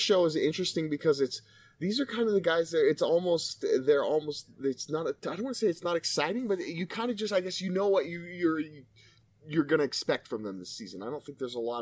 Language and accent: English; Colorado Springs, Colorado, United States; I grew up in Colorado Springs